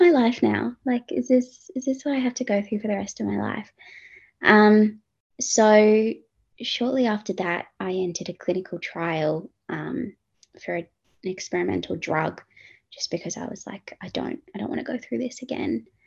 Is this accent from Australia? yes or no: yes; Perth, Western Australia, Australia; moved away as an adult; now in Sydney, Australia; originally from Perth, WA, uh, grew up, born and raised in Perth, born in Sydney, moved to Perth.